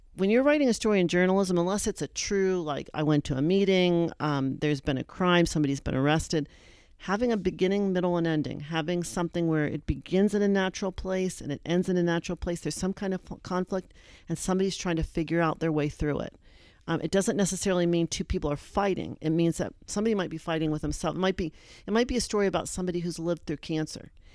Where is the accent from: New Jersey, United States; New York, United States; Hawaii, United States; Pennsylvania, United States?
Pennsylvania, United States; Erie; moved away; I was from Erie